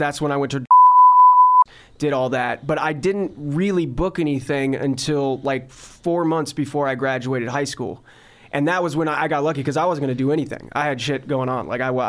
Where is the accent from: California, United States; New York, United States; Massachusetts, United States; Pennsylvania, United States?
California, United States; Covina; I grew up in Covina, which is only about 30 minutes east from here.